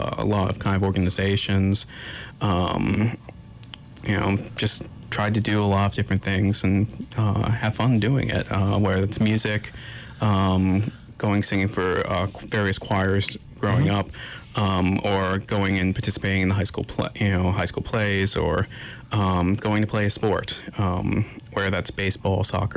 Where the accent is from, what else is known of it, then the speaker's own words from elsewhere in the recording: Pennsylvania-Delaware state line, United States; moved away; also born or lived in Brownsville, Texas / Corpus Christi, Texas / New Jersey; I grew up right on the state line between Pennsylvania and Delaware, literally 50 meters from the Delaware line